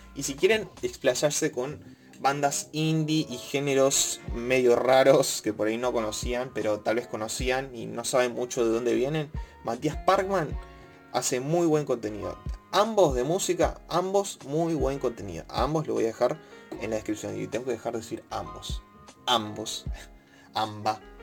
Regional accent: Argentina; siendo de Argentina

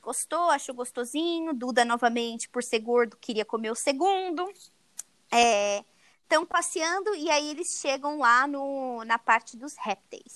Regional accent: Brazil; moved away; como brasileira morando fora do Brasil

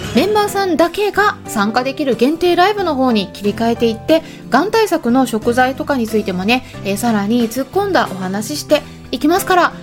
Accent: Sapporo, Hokkaido, Japan; now in United Kingdom; 北海道の札幌生まれなんですけれども

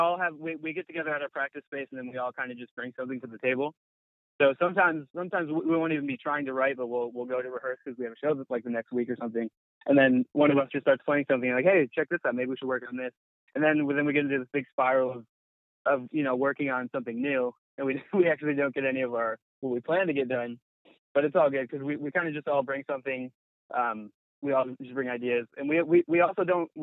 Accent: upstate New York, United States; now in Los Angeles, United States; I'm actually from the East Coast. I grew up in upstate New York

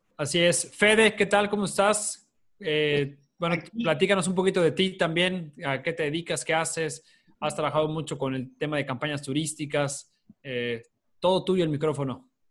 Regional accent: Mexico; como mexicanos

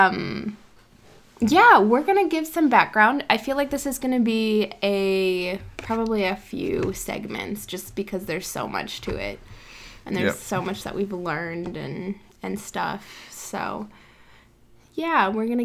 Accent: South Dakota, United States; I actually grew up in an area of South Dakota with a lot of Native Americans

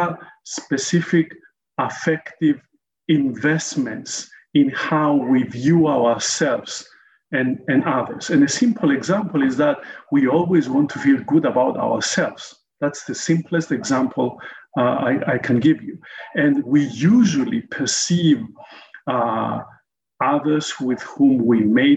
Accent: Cyprus; also born or lived in United States / South Africa; growing up in Cyprus

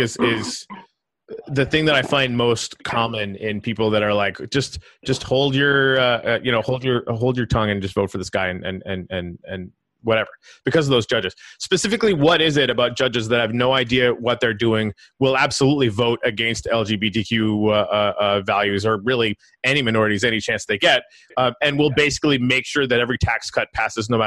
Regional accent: Canada; now in United States; I'm from Canada

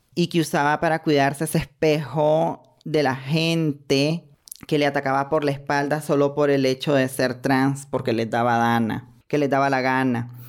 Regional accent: Nicaragua; soy ciudadana de Nicaragua

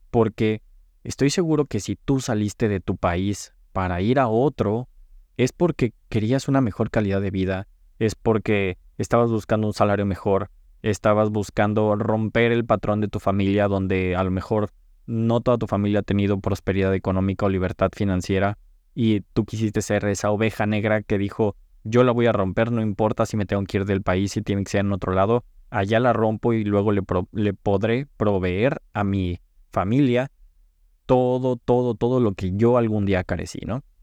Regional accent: Cancún, Quintana Roo, Mexico; now in Los Angeles, United States; estaba creciendo en, Cancún, yo vengo de Cancún, me mudé a Los Ángeles

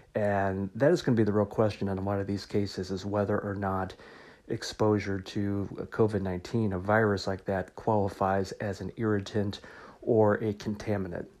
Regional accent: Missouri, United States; my home state of Missouri

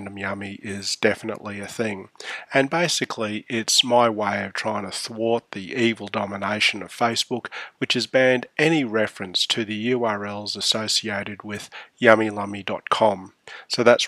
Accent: Australia; also born or lived in Canberra; We're Australian, not American.

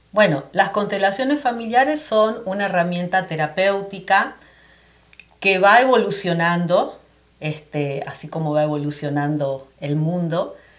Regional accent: Argentina; moved away as an adult; also born or lived in Florida; now in United States; yo soy argentina, ya va a ser nueve años que emigré aquí

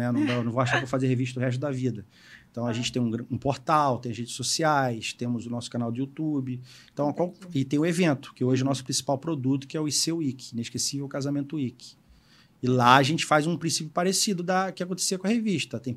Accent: Rio Grande do Sul, Brazil; Sou gaúcho, faço churrasco.

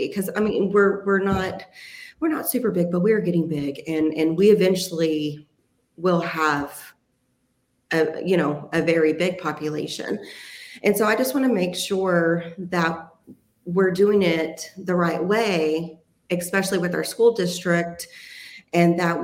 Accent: Athens, Texas, United States; moved away as an adult; also born or lived in Cedar Creek Lake area, Texas; now in Midlothian, United States; I was born and raised here in Texas. I was actually born in Athens. So I'm an East Texas girl

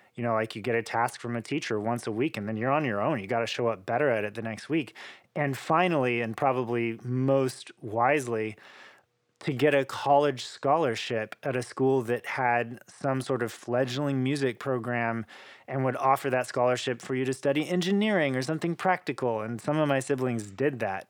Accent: Oklahoma, United States; moved away; I'm this kid from Oklahoma who's probably supposed to be in the rodeo

